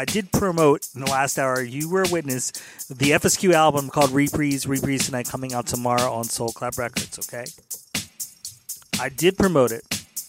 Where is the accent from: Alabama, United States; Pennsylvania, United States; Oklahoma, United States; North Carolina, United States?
Pennsylvania, United States; Philadelphia; He lives in West Philly. I don't know where he grew up. I grew up in Center City.